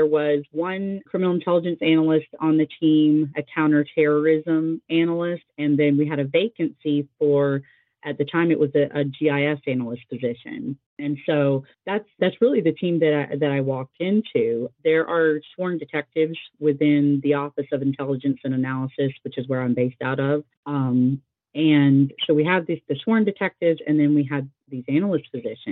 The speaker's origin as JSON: {"language": "English", "town": "Fayetteville", "country": "United States", "tie": "born or raised there", "said": "I pictured retirement in my hometown"}